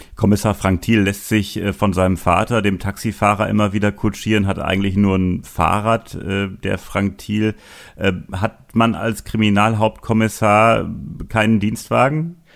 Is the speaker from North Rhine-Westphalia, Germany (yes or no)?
yes; Münster, North Rhine-Westphalia, Germany; Du bist ja gebürtiger Münsteraner wie ich